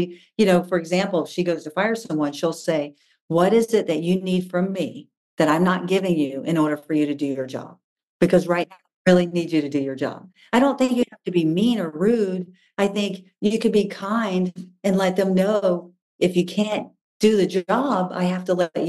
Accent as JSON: {"language": "English", "region": "the South", "country": "United States", "tie": "born or raised there", "said": "Honestly, it goes back to my family. I was raised in the South, right?"}